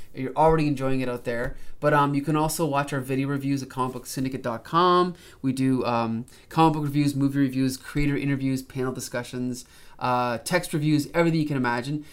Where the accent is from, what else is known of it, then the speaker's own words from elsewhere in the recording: Canada; as a Canadian